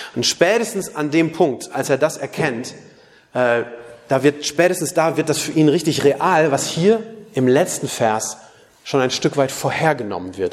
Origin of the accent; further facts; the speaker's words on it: Germany; ich bin doch Christ, aber weißt du, gleichzeitig bin ich auch Deutscher